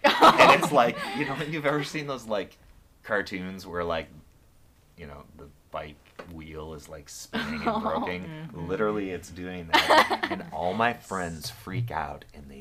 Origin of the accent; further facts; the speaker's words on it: Libertyville, Illinois, United States; when I was growing up in Libertyville